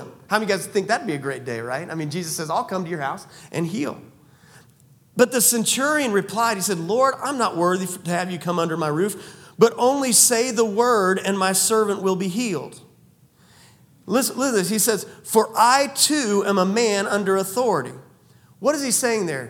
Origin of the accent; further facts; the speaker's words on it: United States; I'm also an American.